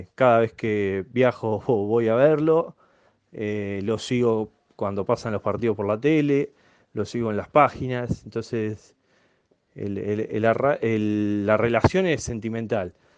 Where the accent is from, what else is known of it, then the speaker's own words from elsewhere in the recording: Buenos Aires, Argentina; moved away as an adult; now in Río Grande, Argentina; yo soy nacido en Soldati, vivía a la vuelta de la cancha, ahí en Chilaveri y Martínez Castro, donde me crié donde viví hasta los 24 años